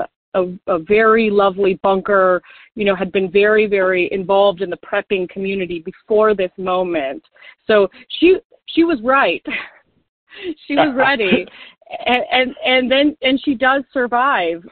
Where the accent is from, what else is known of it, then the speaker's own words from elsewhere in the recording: Golden, Colorado, United States; I was born in Golden, Colorado